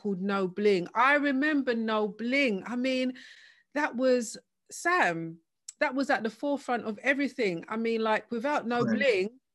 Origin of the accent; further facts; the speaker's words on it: London, United Kingdom; Big up East London, because me too as well. East, every day.